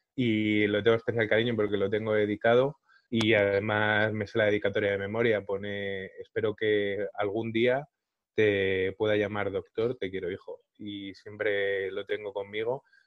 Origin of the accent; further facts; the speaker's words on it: Madrid, Community of Madrid, Spain; nací, crecí y vivo en Carabanchel.